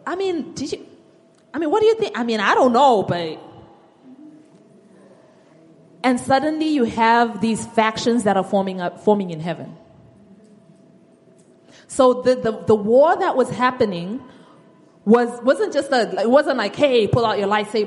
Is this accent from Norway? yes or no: no; Zimbabwe; moved away; I'm from Zimbabwe, and there was a time in my country's history